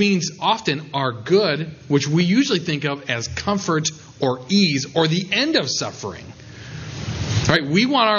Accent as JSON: {"language": "English", "region": "South Dakota", "country": "United States", "tie": "born or raised there", "said": "I was at a rural church in my home state of South Dakota, which is basically all rural."}